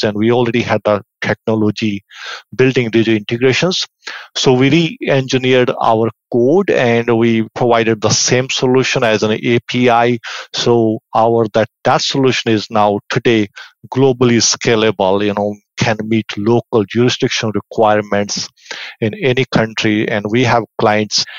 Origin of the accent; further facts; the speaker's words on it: India; moved away as an adult; also born or lived in Victoria, Canada; now in Vancouver, Canada; I was born and raised in India, but I came to Canada around 25, 26 years ago